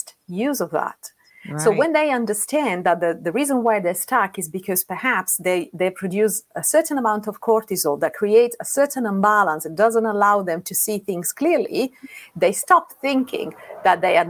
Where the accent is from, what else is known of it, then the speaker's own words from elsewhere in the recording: Rome, Lazio, Italy; moved away as an adult; now in London, United Kingdom; I'm Italian. I live in London. I've been living in London for 9 years, and I'm from what is known to be the most beautiful city in the world. I'm from Rome.